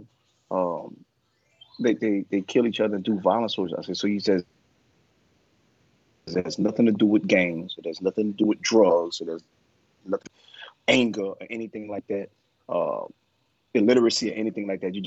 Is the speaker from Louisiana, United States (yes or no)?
yes; New Orleans, Louisiana, United States; I grew up, of course, black in New Orleans, in Algiers on Henley Court, in the Fisher Project